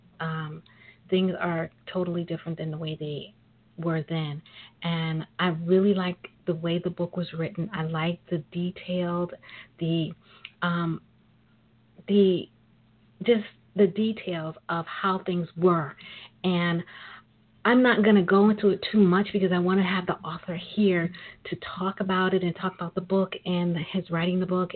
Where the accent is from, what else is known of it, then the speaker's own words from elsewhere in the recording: New York City, New York, United States; I am a native of New York. I'm a sister from Brooklyn.